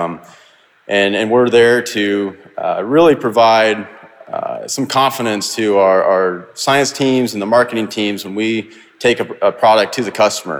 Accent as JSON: {"language": "English", "town": "Perry", "region": "Iowa", "country": "United States", "tie": "born or raised there", "also_born_or_lived": "Fort Dodge, Iowa", "said": "I grew up in Perry, Iowa. It's about 45 minutes northwest of Des Moines"}